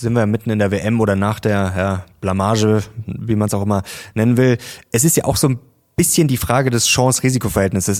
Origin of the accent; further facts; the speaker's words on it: Germany; bei uns in Deutschland